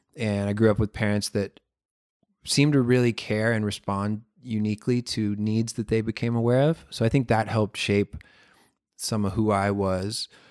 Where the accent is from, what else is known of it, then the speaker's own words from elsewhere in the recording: Florida, United States; I live in Florida. I grew up in Florida.